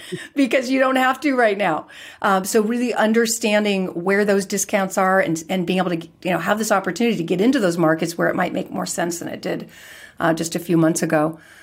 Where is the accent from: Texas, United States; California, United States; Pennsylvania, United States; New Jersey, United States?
California, United States; I was born and raised in California